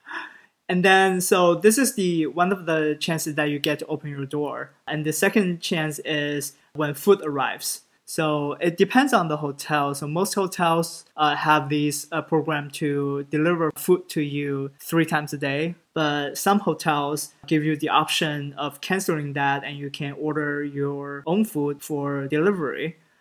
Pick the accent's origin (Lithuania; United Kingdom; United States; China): China; Shanghai; moved away; Growing up in Shanghai, I always feel like Shanghai is a home